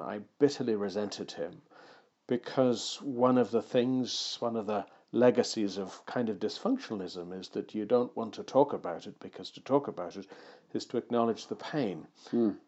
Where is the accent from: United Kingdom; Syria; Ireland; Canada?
Ireland; moved away; also born or lived in Suffolk; I was born in Ireland